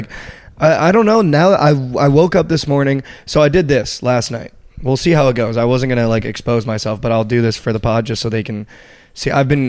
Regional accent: New Jersey, United States; I'm on the bandwagon as an East Coast kid. Fuck the Nets. I hate the Nets because I'm from New Jersey

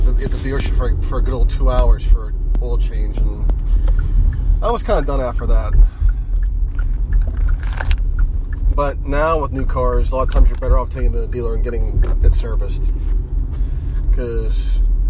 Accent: Mon Valley, Pennsylvania, United States; I grew up in the Mon Valley

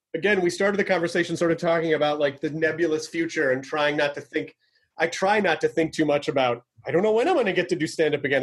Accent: Tennessee, United States; I'm from Tennessee

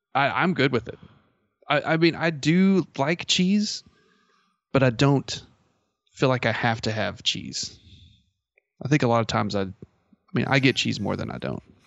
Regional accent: Merkel, Texas, United States; I grew up in Merkle, Texas

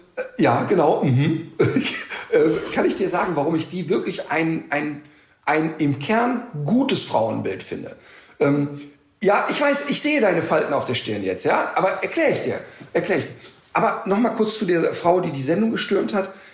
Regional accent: Germany; bei uns in Deutschland

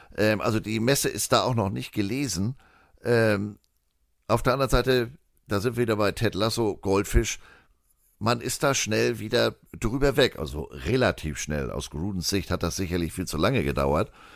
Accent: Germany; wir als Deutsche

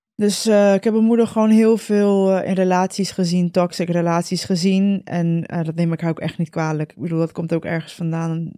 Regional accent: Costa Rica; moved away; ik ben in Costa Rica geboren.

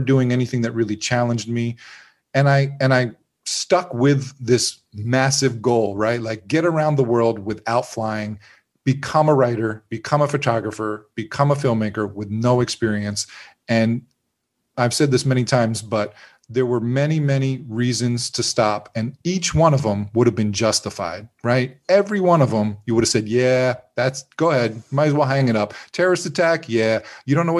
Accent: Pennsylvania, United States; now in Florida, United States; I grew up in Pennsylvania and living in Florida

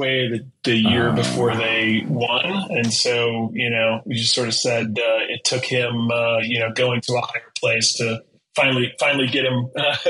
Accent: Wisconsin, United States; Wisconsin. So in Midwest.

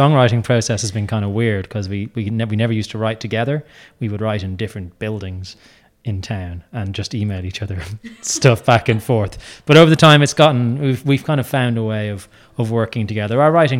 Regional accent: Dublin, Leinster, Ireland; moved away; I was born here, so I'm from Dublin originally. So, I don't get home often

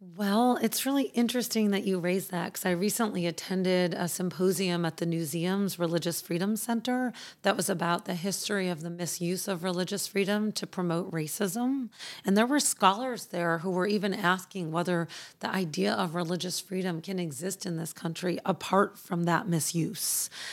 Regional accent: Chicago, Illinois, United States; born or raised there

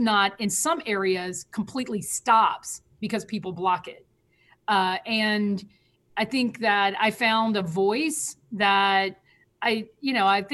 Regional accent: Selma, Alabama, United States; now in Atlanta, United States; from Selma, Alabama

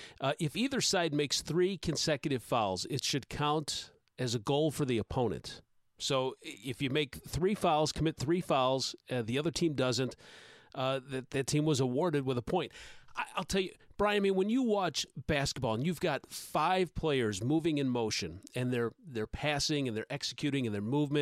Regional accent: Chicago, Illinois, United States; born there; I was born in Chicago, so I'm a Cubs fan, so I curse you for thinking that I was a Cardinals fan.

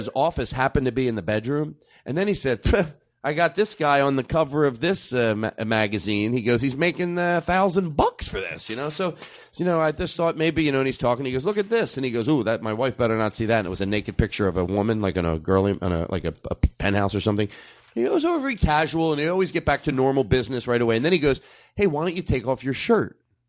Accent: Philadelphia, Pennsylvania, United States

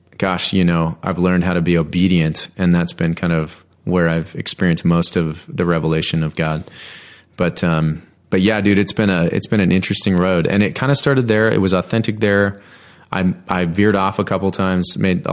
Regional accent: Littleton, Colorado, United States; also born or lived in Great Barrington, Massachusetts; we kind of landed in Littleton for a long time, like 9 years, formative years, important years, high school years

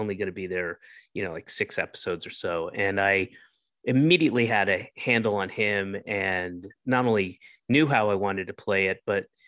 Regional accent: Roswell, Georgia, United States; also born or lived in Atlanta / Florida; I was born in Atlanta, and when I was one, I moved to Florida. And then when I was about 5, I moved up to the Northeast. And then when I was 9, moved back to Georgia and to Roswell

